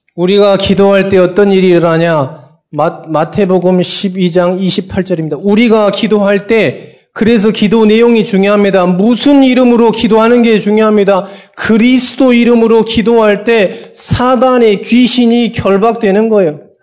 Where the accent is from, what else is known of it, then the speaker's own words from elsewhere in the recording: Sinan, South Jeolla, South Korea; also born or lived in Bucheon, South Korea; now in Seoul, South Korea; 저도 어렸을 때 유배 갔잖아요. 전라남도 신안군 도초면 이곡 상리.